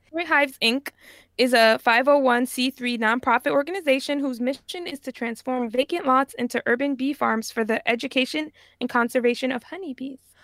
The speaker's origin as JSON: {"language": "English", "country": "Jamaica", "said": "I'm Jamaican, and, you know, ginger tea is just, like, a big part of our culture"}